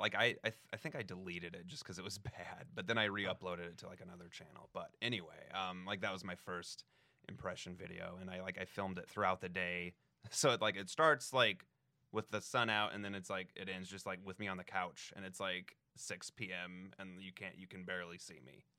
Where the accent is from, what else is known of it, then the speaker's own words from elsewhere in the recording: Denver, Colorado, United States; moved away; Denver, like right outside of Denver. Yeah. Uh, Colorado